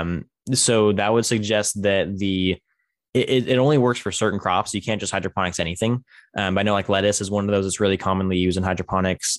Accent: Tulare, California, United States; my hometown is, is called Tulare.

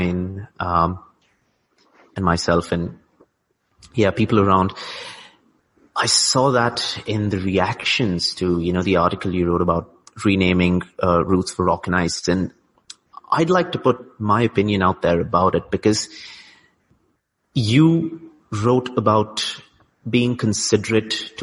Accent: India; here I'm an Indian, but I would be classified as brown elsewhere

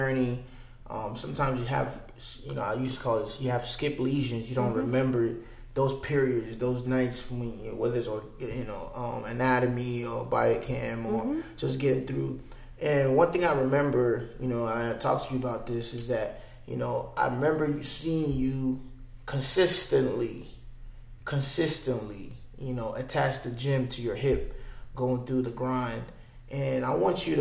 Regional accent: Dallas, Texas, United States; I'm from Dallas

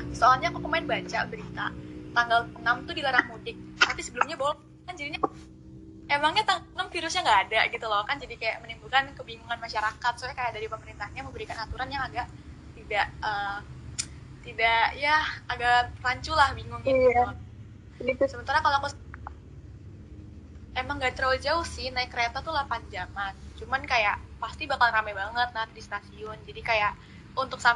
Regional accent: Jakarta, Indonesia; moved away as an adult; now in Yogyakarta, Indonesia; udah tahun keempat nih ngerantau di Jogja. Aku dari Jakarta aslinya.

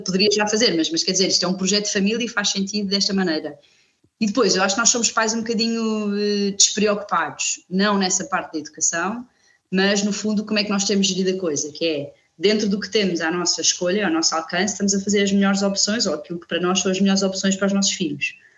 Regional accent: Coimbra, Centro, Portugal; moved away as an adult; also born or lived in Lisbon; now in Viana do Alentejo, Portugal; cresci em Coimbra, andei sempre em escolas públicas

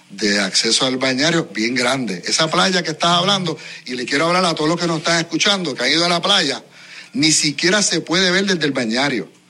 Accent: Dorado, Puerto Rico; Para los que somos de Dorado, ninguno vamos a playa, ¿ok? Los doradeños vamos al bañario, vamos a la villa pesquera

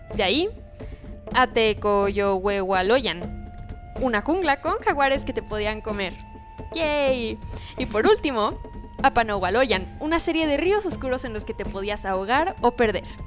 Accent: Mexico

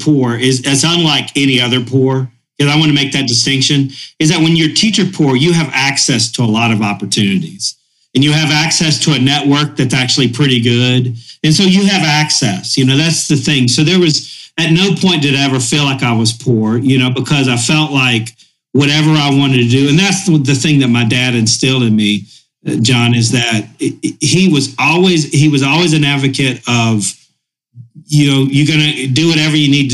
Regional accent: Boone, North Carolina, United States; we grew up in Boone. And it's cold in Boone. It's the mountains of North Carolina

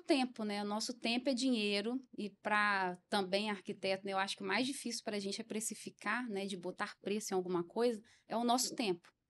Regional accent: Brazil; eu cresci em José de Anchieta

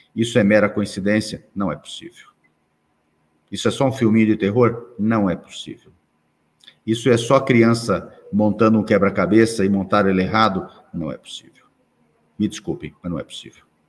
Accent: Brazil; eu sou brasileiro, nasci aqui

